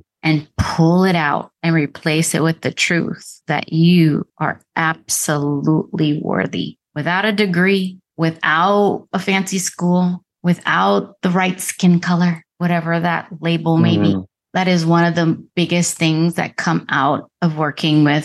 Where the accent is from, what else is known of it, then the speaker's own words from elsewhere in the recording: Dominican Republic; now in United States; I was born in the Dominican Republic. Somehow my dad got us to America. I'm an immigrant